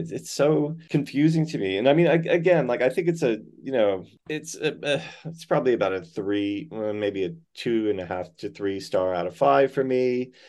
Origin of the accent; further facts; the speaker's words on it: Gardner, Massachusetts, United States; moved away as an adult; also born or lived in Orange, New Jersey; now in Australia; I'm American born. I was born actually in Orange, New Jersey, but I grew up in Gardner, Massachusetts. And then my husband is Australian. So I moved here 23 years ago.